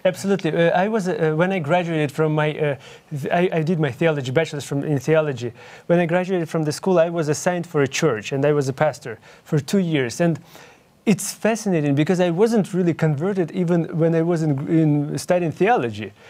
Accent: Ukraine; English is a second language; moved away; I'm originally from Ukraine, and that's why you can hear my accent.

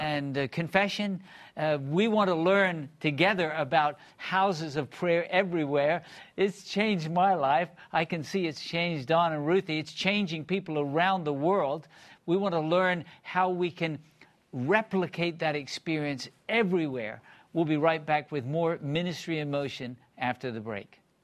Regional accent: Bristol, South West England, United Kingdom; I grew up in Bristol, England

